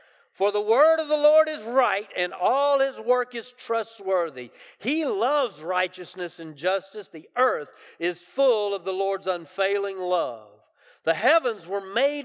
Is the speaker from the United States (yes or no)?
yes; the South, United States; I grew up in the South